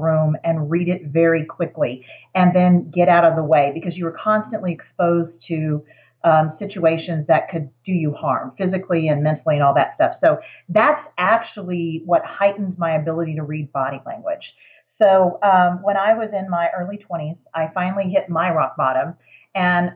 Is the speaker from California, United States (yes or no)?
no; Houston, Texas, United States; moved away as an adult; now in Denver, United States; I was raised in Houston, Texas